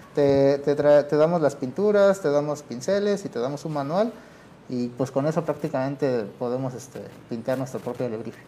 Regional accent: San Martín Tilcajete, Oaxaca, Mexico; tanto mi abuelo, mi padre y yo, pues somos este, originarios de San Martín Tilcajete

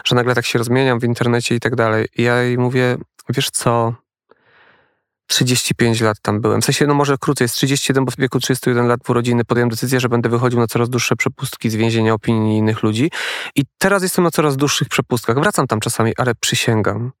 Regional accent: Poland; accent: góral; now in Warsaw, Poland; jestem ze wsi a jestem ze wsi. Ja małej też. wioski góralskiej

